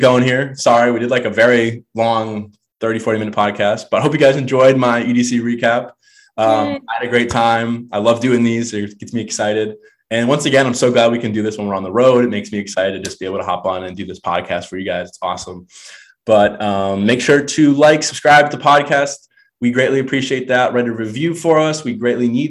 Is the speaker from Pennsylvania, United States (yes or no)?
no; Florida, United States; moved away; it's in my home state